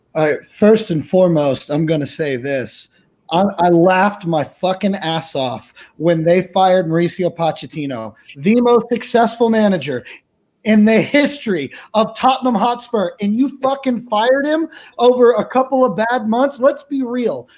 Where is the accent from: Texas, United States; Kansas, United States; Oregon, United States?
Texas, United States; now in Fresno, United States; I'm originally from Texas. Uh, out here in lovely Fresno, California